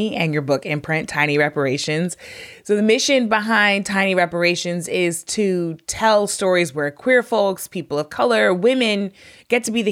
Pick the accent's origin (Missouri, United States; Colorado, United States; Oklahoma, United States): Missouri, United States; I'm from Missouri